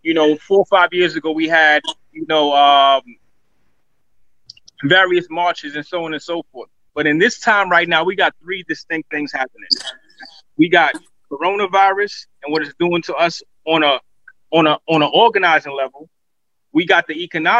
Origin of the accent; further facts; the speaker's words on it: New York City, New York, United States; As a child growing up, I'm from Crown Heights.